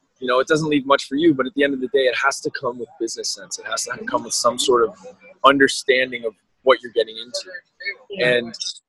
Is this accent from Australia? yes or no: no; Brampton, Ontario, Canada; now in Toronto, Canada; So I grew up in Brampton's factory town.